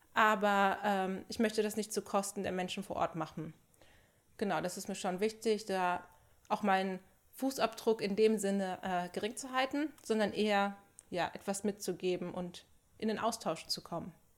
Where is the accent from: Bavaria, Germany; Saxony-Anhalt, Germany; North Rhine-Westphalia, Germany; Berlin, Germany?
North Rhine-Westphalia, Germany; Sauerland; now in Dortmund, Germany; komme ich aus dem Sauerland